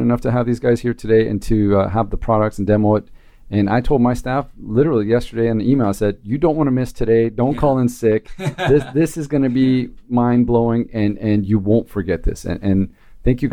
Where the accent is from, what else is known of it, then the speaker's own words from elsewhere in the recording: Anaheim, California, United States; I grew up in Anaheim